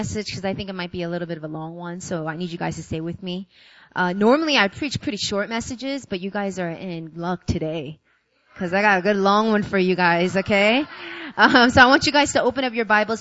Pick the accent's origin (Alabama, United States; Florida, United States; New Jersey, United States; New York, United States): New York, United States; moved away as an adult; now in South Korea; I'm from New York. I was born and raised